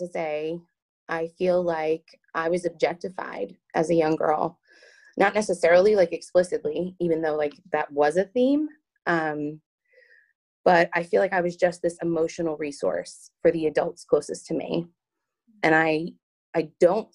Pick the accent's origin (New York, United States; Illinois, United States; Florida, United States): New York, United States; Long Island; I'm from Long Island, New York. I was born and raised there